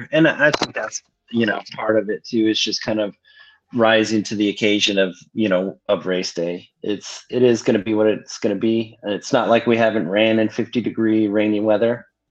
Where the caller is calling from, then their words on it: Mesa, Arizona, United States; I'm calling in from Mesa, and Danny's at home in Kansas City